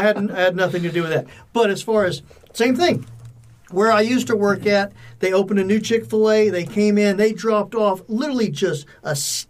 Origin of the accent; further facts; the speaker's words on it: Fayetteville, Georgia, United States; I grew up on South Side in Fayetteville, the home of Truett Cathy.